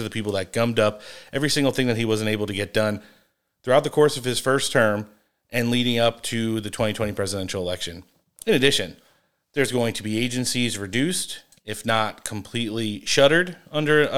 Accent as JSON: {"language": "English", "region": "New Jersey", "country": "United States", "said": "I'm from North Jersey. So originally"}